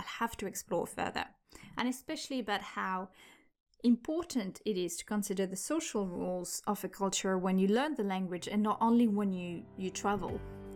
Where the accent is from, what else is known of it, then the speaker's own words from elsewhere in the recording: France; first language French; English is a second language; moved away; also born or lived in United Kingdom / Argentina; I'm from France